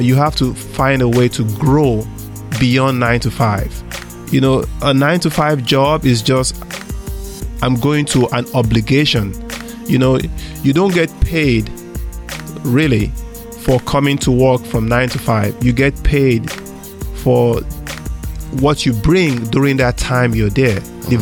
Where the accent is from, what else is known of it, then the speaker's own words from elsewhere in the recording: Nigeria; moved away as an adult; now in United States; I grew up in Africa, Nigeria.